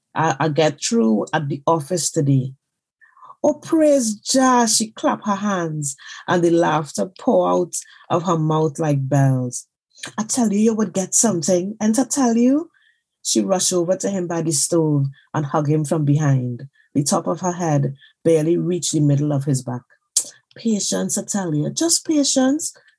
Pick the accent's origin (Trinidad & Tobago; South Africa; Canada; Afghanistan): Trinidad & Tobago; now in London, United Kingdom; I am a Trinidadian writer currently living in London.